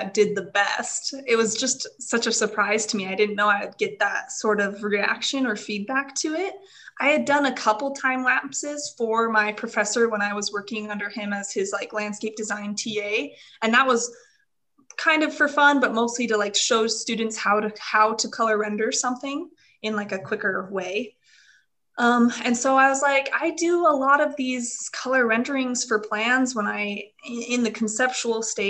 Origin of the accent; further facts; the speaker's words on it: Utah, United States; also born or lived in Idaho; I grew up in Utah, went to school in Idaho